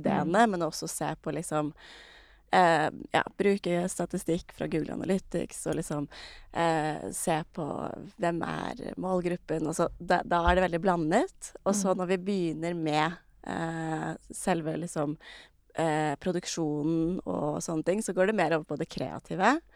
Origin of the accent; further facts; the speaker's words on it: Re, Vestfold, Norway; Jeg er fra Re, som eh, ikke er like lite som Jømna, men eh, ikke så stort heller